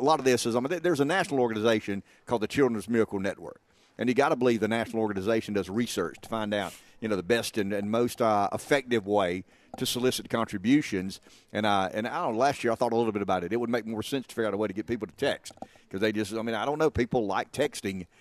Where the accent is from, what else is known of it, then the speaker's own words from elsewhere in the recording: Florence, South Carolina, United States; I was born in the McLeod Infirmary.